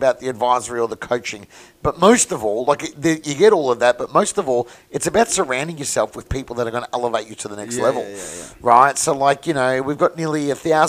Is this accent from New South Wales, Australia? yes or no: no; Melbourne, Victoria, Australia; from Mooney Ponds, auctioneer and real estate agent